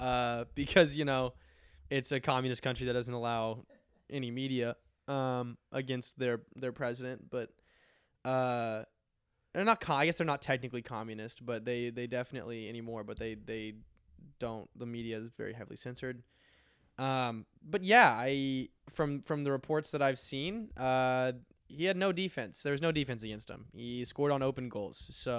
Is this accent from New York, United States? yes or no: no; Missouri, United States; I'm from Missouri, and it's better stadium.